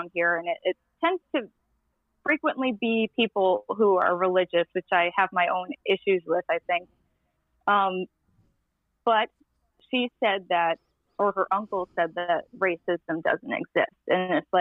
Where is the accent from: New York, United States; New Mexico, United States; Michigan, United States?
New York, United States; New York City; now in Tennessee, United States; I grew up in Queens